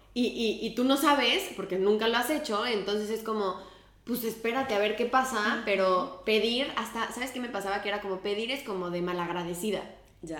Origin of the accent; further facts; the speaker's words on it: Mexico; moved away as an adult; now in Spain; me salí de México